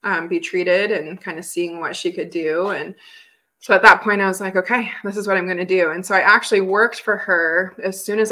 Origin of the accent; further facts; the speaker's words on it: Billings, Montana, United States; growing up in Billings, Montana